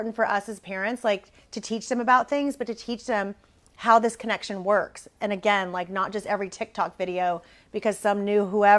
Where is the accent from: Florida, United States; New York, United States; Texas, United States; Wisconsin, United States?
Texas, United States; Corpus Christi; I grew up in Corpus, which is, you know, kind of small